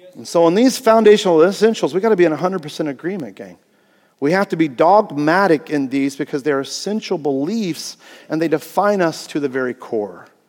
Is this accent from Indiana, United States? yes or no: yes; Greenfield, Indiana, United States; I was born in Greenfield, Indiana, okay? Small cornfield town.